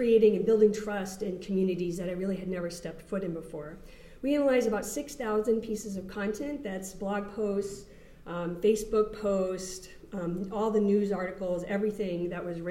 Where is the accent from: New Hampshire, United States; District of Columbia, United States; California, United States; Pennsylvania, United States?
New Hampshire, United States; I grew up in New Hampshire, which is a very non-diverse state